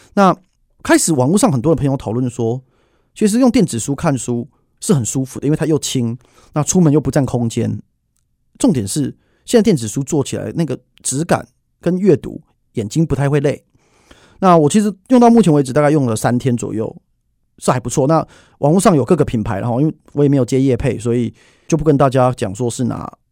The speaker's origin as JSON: {"language": "Chinese", "country": "Taiwan", "said": "我们台湾人民"}